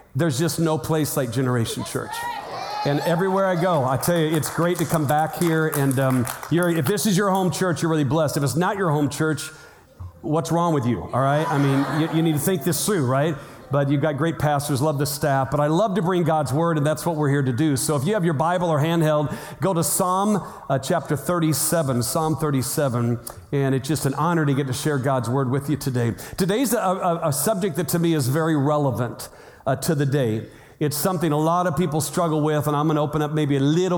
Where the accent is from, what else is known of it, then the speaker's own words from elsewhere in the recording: Illinois, United States; now in Arizona, United States; I'm from Illinois